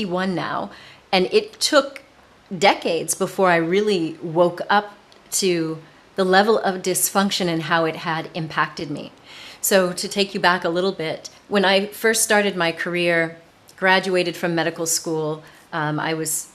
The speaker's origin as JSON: {"language": "English", "country": "United States", "also_born_or_lived": "south of France", "moved": "as an adult", "lives_now": "France", "said": "I'm an American"}